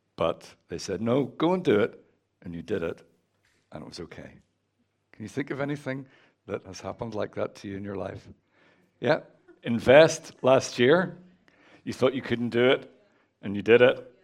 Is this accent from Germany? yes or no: no; Northern Ireland, United Kingdom; moved away; As you can tell from my accent, I'm from Northern Ireland.